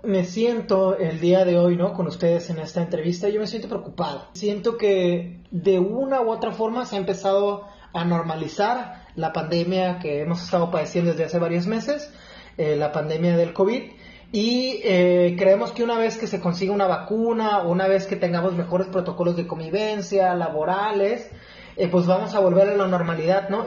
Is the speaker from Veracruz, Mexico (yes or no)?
no; La Paz, Baja California Sur, Mexico; also born or lived in Guadalajara; Soy de La Paz, Baja California